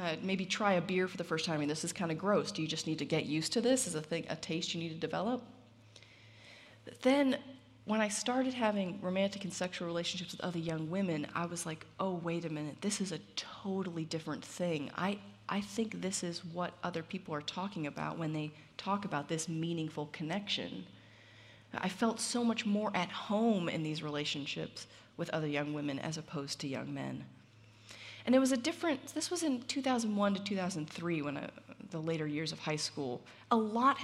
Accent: Southern California, United States; I grew up in Southern California

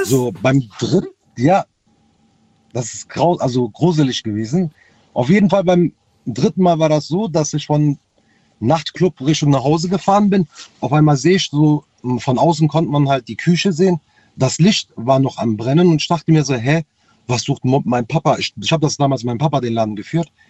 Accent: North Rhine-Westphalia, Germany; Ich komme aus Nordrhein-Westfalen.

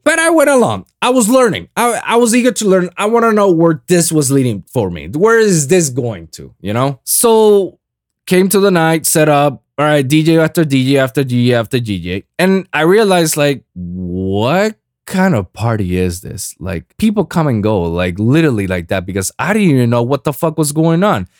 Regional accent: Puerto Rico; now in South Florida, United States; my hometown, Puerto Rico

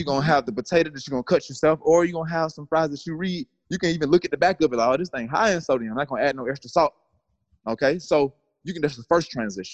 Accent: Atlanta, Georgia, United States; I'm from the south. I'm from Atlanta, Georgia

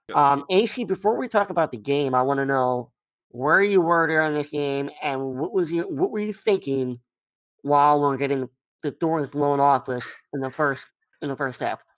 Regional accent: Maryland, United States; I grew up in Maryland

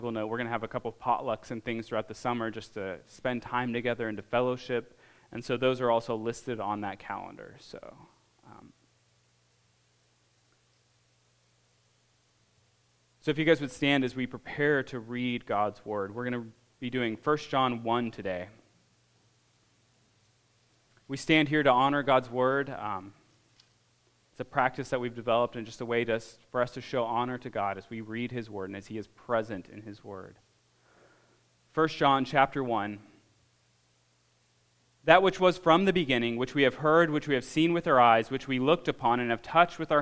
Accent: Alaska, United States; moved away; I grew up in Alaska.

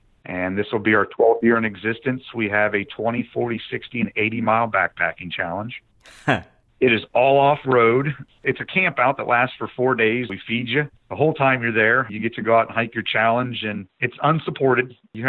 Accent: Mason, Ohio, United States; The fact I grew up here, it's my home state. The whole time the Buckeye Trail's been in existence, I've been alive. And it used to walk right past my house where I grew up in Mason, Ohio

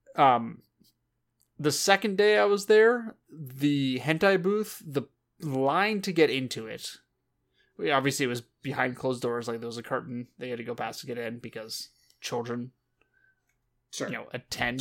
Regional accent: Southern California, United States; We grew up in Southern California

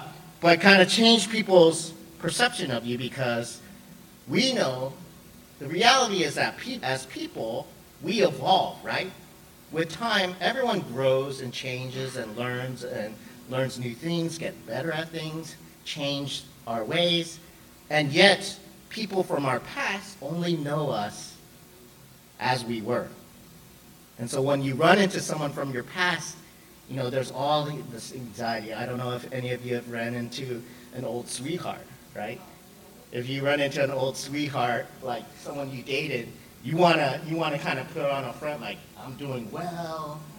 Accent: Seattle, Washington, United States; also born or lived in Hawaii / Samoa / Los Angeles / Texas; I was born in Hawaii, then we moved to Samoa, then we went to LA, then we went to Texas, then Georgia, and then Washington. And then within Washington, we moved around a lot. But I would say my hometown is Seattle.

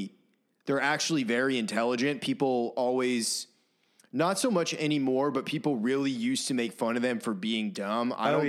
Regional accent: Maine, United States; moved away as an adult; now in Nashville, United States; growing up in Maine

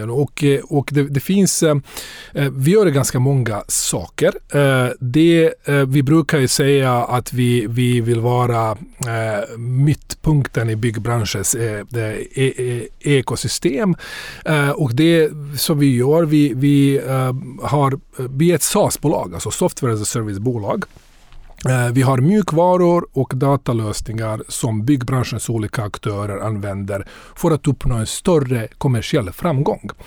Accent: Bosnia & Herzegovina; now in Sweden; Så jag, jag kommer från Bosnien ursprungligen. Jag har bott här i mm. cirka 30 år. Kom hit efter kriget.

